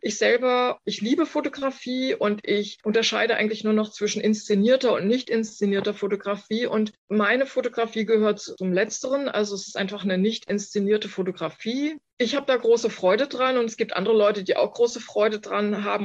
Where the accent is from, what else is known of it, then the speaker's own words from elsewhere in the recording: Germany; moved away as an adult; also born or lived in Manhattan, New York; Ich bin da quasi als Deutsche hin